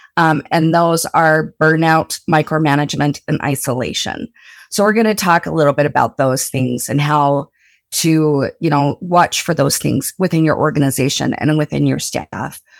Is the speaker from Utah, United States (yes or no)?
yes; Blanding, Utah, United States; moved away; I'm from rural Utah, like, super rural Utah. I'm from Blanding originally.